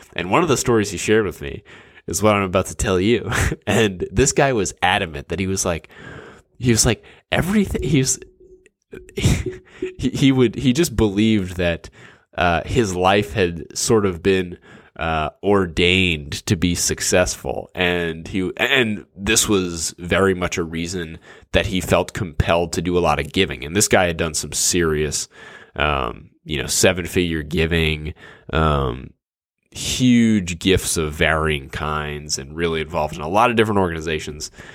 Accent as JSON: {"language": "English", "town": "New Orleans", "region": "Louisiana", "country": "United States", "tie": "born or raised there", "moved": "yes", "lives_now": "Dallas, United States", "said": "I grew up in New Orleans and now live in, in Dallas"}